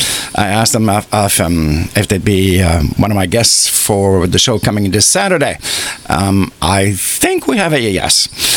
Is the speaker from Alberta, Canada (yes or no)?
yes; Alberta, Canada; … also, we're from Canada, from Alberta.